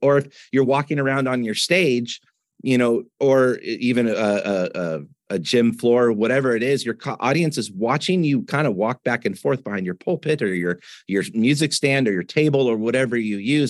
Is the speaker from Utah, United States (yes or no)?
no; Washington, United States; moved away as an adult; also born or lived in Southern California; I grew up in Washington State